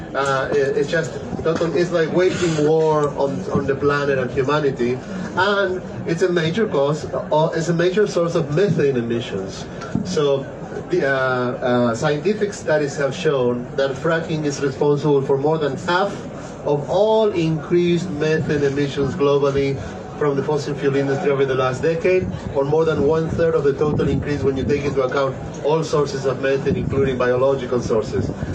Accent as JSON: {"language": "English", "country": "Argentina", "said": "I come from Argentina, I'm a scientist"}